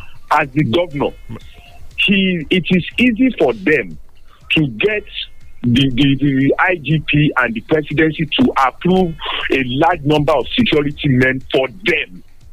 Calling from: Abeokuta, Ogun State, Nigeria; I'm calling from Abeokuta this morning.

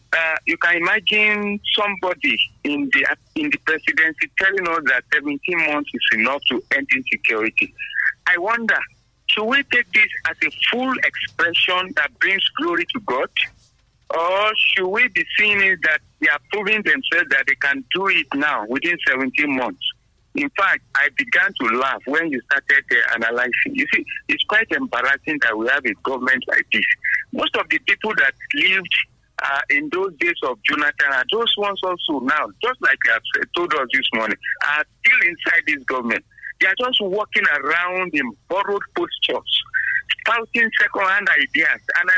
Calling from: Abeokuta, Ogun State, Nigeria; from Abeokuta.

